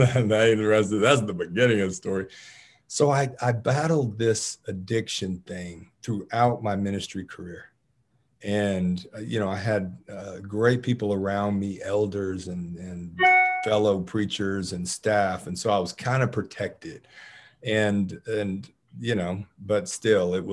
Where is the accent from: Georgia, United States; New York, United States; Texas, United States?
Georgia, United States; Marietta; I grew up in Cobb County, a Marietta native, and I've been in and around Atlanta my whole life